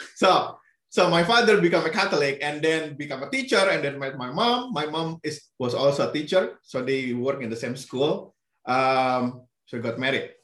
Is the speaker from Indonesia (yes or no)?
yes; Indonesia; English is a second language; moved away as an adult; now in Arizona, United States; I grew up with three languages. So mm -hmm. Indonesian is the national language, uh, which is taught in school. Uh, and then Sundanese is the language spoken in my neighborhood